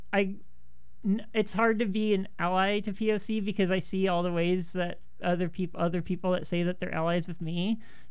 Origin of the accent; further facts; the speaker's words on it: Orange County, California, United States; I grew up in Orange County